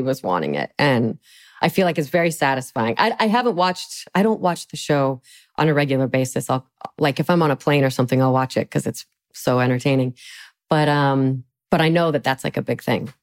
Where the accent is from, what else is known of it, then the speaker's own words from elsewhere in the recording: Salt Lake City, Utah, United States; I'm from Salt Lake City